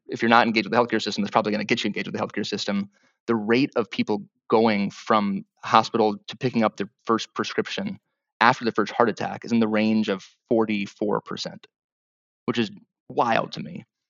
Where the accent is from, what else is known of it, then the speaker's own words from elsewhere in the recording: Wisconsin, United States; moved away as an adult; I'm from Wisconsin originally